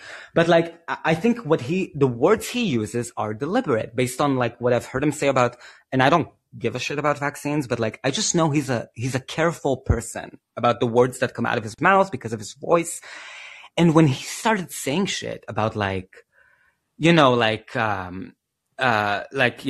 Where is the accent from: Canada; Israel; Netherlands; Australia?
Israel; I'm from Israel